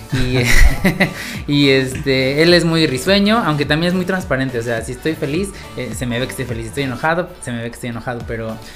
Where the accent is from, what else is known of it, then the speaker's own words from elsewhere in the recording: Puebla, Mexico; qué padre que como poblanos amigos, podcasters, pues aquí estamos.